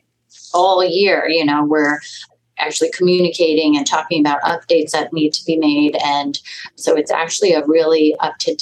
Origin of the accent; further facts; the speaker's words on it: Los Angeles, California, United States; also born or lived in Houston; I grew up locally in Los Angeles.